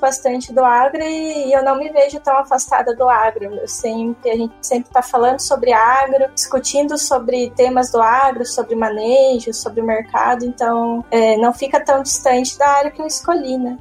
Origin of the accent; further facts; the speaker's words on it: Limeira, São Paulo, Brazil; eu sou de Limeira. Em Limeira a gente tem um colégio técnico, que eu fiz ele, né, ensino, junto com o ensino médio